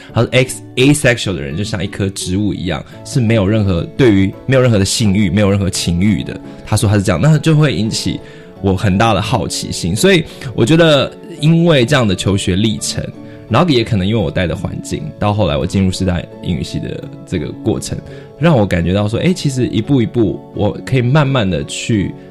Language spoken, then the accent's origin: Chinese; Toufen, Miaoli County, Taiwan; 我是在苗栗的一个小乡镇长大的嘛。那我，在苗栗这个地方，像我， 我成长的这个头份这个地方